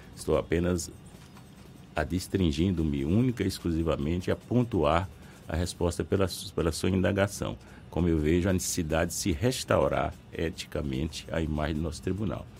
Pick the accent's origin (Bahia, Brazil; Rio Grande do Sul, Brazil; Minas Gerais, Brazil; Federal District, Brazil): Bahia, Brazil; interior of; sou interiorano, conheço a realidade interiorana